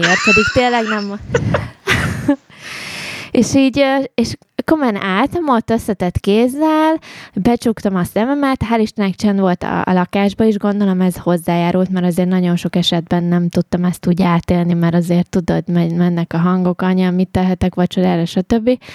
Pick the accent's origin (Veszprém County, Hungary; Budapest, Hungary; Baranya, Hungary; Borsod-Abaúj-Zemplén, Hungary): Borsod-Abaúj-Zemplén, Hungary; Mezőkövesd; én arról a környékről származom egyébként, ugye oh. mezőkövesd ott